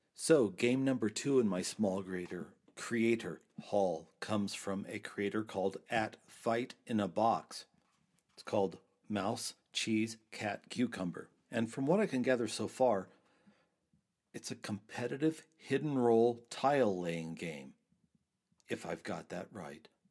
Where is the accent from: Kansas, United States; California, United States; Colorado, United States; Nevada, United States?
Colorado, United States; Trinidad; my hometown of Trinidad, Colorado